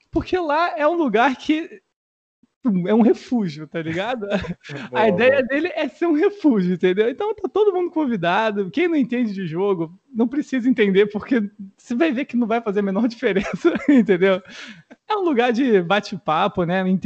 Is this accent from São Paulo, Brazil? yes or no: yes; São Paulo, Brazil; born there; Não, mano, eu, eu nasci em São Paulo.